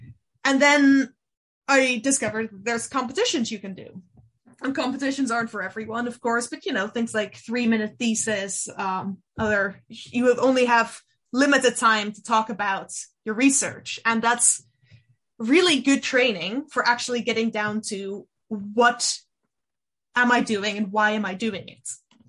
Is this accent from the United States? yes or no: no; Netherlands; first language Dutch; English is a second language; science communication there in Dutch, which it is my native language